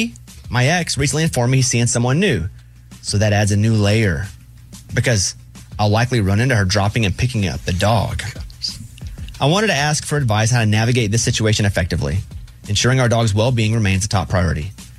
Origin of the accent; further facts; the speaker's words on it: Mountain Pine, Arkansas, United States; I'm from Mountain Pine, Arkansas, population a little over 700.